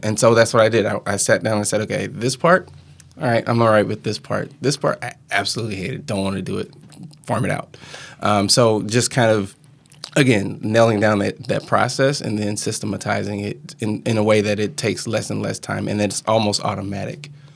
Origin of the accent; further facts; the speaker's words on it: Mounds, Illinois, United States; moved away; also born or lived in Wisconsin; I grew up in Southern Illinois, um, small town called Mounds, Illinois